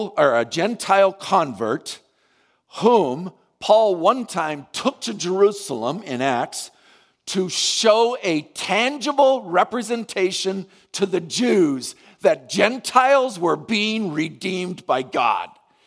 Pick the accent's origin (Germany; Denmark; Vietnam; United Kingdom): Vietnam; I can remember when I was growing up in Vietnam, the Alliance sent out hundreds of missionaries